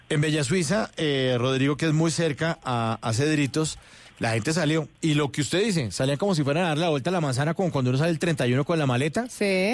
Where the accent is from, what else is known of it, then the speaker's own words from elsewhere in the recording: Bogotá, Colombia; Los rolos, en eso somos medio hartos